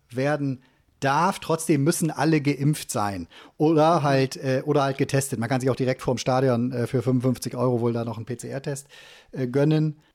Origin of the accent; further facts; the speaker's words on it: Cologne, North Rhine-Westphalia, Germany; hier als Kölner